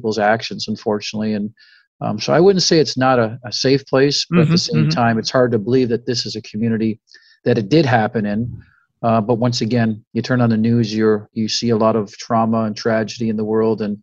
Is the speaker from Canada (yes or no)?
yes; Canada; now in Oxford, United States; I'm Canadian